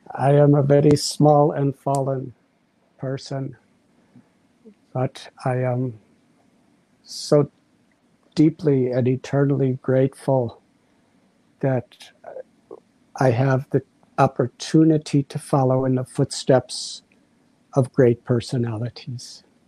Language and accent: English; United States; moved away; When I was a teenage boy, around 19 years old, growing up in the United States of America